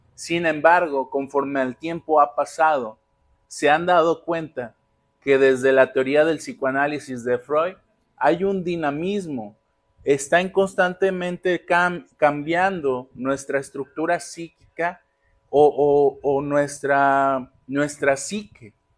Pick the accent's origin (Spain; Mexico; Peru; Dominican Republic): Mexico; Magdalena, Jalisco; now in Colima, Mexico; Magdalena, Jalisco, de donde yo soy